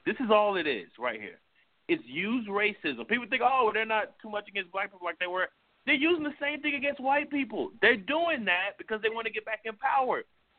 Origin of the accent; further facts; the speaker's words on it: New York City, New York, United States; I'm black. I'm half Hispanic. I grew up in Brooklyn, New York. I grew up in Bensonhurst, which is mainly Italian. Not a lot of black people there.